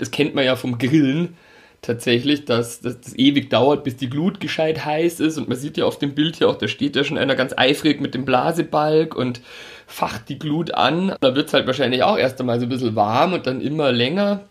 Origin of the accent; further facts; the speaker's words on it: Altötting, Bavaria, Germany; ich komme aus Altötting